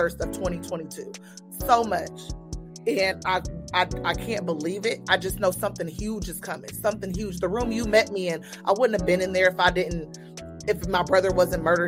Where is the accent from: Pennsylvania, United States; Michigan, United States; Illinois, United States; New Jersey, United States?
Michigan, United States; Niles; also born or lived in Terre Haute; now in Indianapolis, United States; I'm from Niles, and it's Niles, Michigan. It's a small